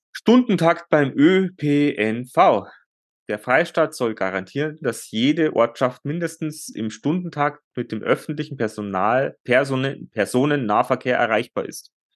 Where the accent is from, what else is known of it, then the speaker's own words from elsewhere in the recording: Bavaria, Germany; bei uns in Bayern